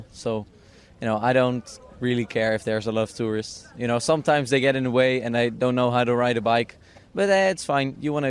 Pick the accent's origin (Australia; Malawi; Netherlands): Netherlands; Amsterdam, North Holland; English is a second language; Amsterdam, born and raised.